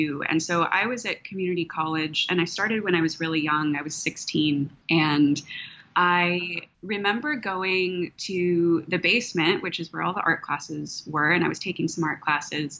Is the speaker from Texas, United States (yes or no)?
yes; outside Austin, Texas Hill Country, United States; I grew up in the hill country here, out just outside of Austin